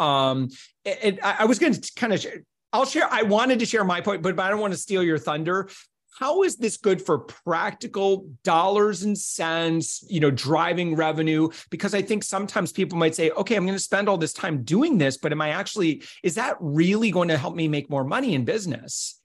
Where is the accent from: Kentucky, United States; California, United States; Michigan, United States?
Michigan, United States; Holland; moved away; I was originally from Holland, where I was doing radio